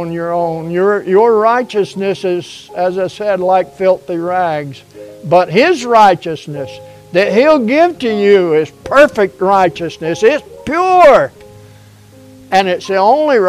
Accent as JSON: {"language": "English", "country": "United States", "tie": "born or raised there", "said": "I grew up in America, in a totally different America then than what we have now"}